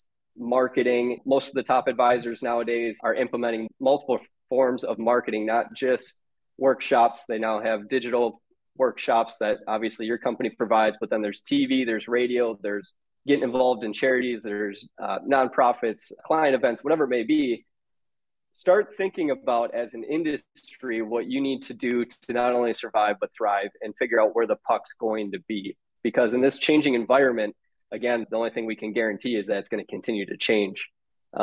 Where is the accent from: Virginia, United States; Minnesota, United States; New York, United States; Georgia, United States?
Minnesota, United States; accent: Minnesota; I'm in Minnesota